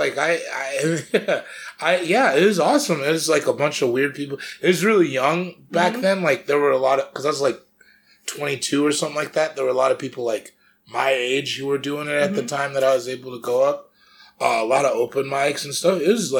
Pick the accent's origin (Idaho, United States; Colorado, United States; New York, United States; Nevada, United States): Colorado, United States; also born or lived in San Francisco; now in Los Angeles, United States; I used to live in San Francisco. And then I'm from Colorado.